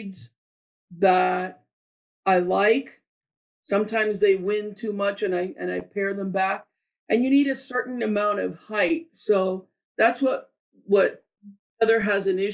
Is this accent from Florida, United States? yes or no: yes; Miami, Florida, United States; Born and raised in Miami.